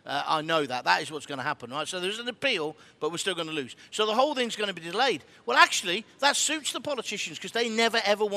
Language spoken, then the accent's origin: English; England, United Kingdom; I'm British. Well, I'm English, then I'm British.